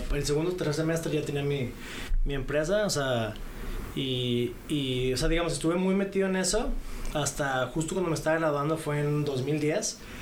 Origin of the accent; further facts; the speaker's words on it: Monterrey, Nuevo León, Mexico; moved away as an adult; soy originario de Monterrey. Este eh, crecí ahí, estuve ahí más o menos hasta la época de la universidad